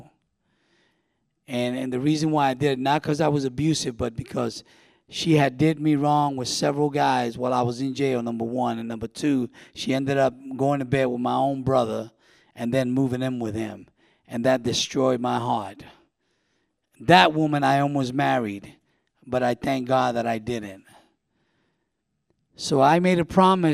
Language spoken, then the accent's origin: English; New York City, New York, United States; moved away; also born or lived in Winter Haven, Florida; I grew up in New York City, was born and raised, born in Manhattan, delivered to the Bronx